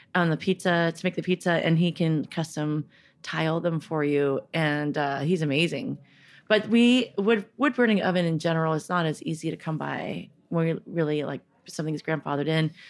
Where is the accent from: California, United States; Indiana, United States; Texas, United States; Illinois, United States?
California, United States; Northern; also born or lived in San Francisco; I was born in San Francisco, bor-, uh, grew up in Northern California